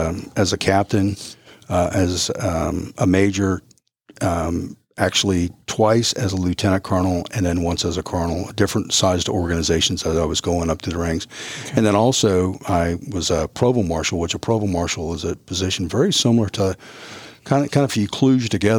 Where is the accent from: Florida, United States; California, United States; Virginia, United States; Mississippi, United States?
Florida, United States; moved away as an adult; I was from Florida and I couldn't speak Spanish